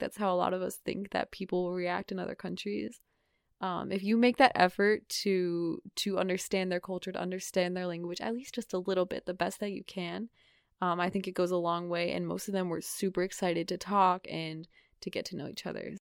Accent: New England, United States; I'm from New England

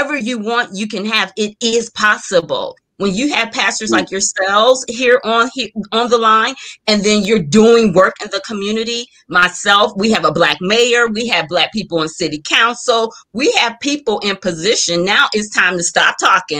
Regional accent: Warren, Ohio, United States; I'm from Warren originally, like 3rd Street Warren.

